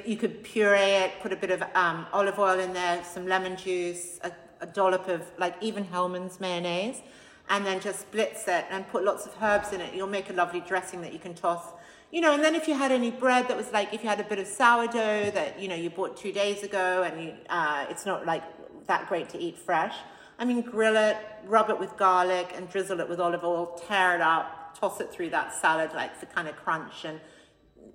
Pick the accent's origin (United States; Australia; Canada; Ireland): Australia; now in London, United Kingdom; I came from a super healthy house growing up in Australia